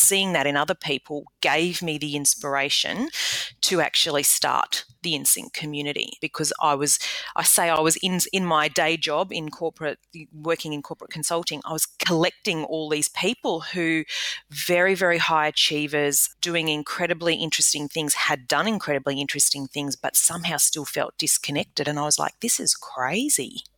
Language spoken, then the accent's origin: English; Australia; moved away as an adult; also born or lived in United Kingdom; as an Australian landing in the UK and doing business there, and then conversely, being an Australian returning